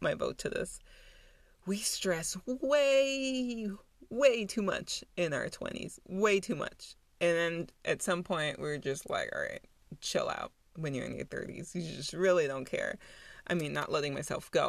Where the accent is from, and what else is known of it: Germany; born or raised there; moved away as an adult; also born or lived in New York